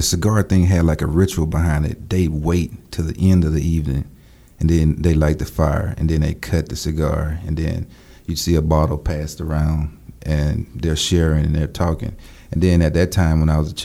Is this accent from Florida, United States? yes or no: no; Louisiana, United States; I'm from Louisiana, small town.